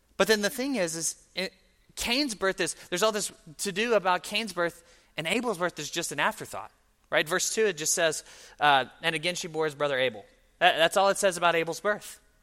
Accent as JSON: {"language": "English", "region": "Mississippi", "country": "United States", "said": "I am from Mississippi"}